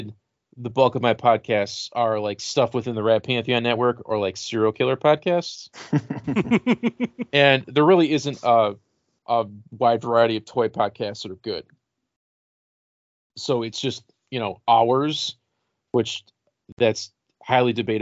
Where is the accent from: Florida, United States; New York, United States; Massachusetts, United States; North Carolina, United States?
New York, United States; Rochester; growing up in Rochester, the youth group that was like the mafia was called Young Life